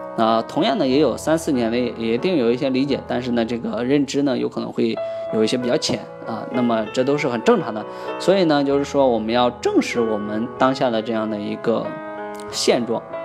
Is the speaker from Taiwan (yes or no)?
no; China; 我们中国人就是太多了，十三亿人啊